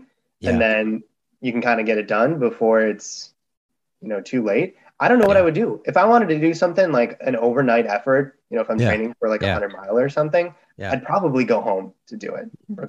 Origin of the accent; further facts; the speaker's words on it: Brookfield, Wisconsin, United States; now in Chicago, United States; I am originally from Brookfield, Wisconsin, a suburb just outside Milwaukee. Okay. It's not a particularly small suburb, but you know, if you're not from the area, you may not have heard of it. I do live in Chicago now though, across from Wrigley Field.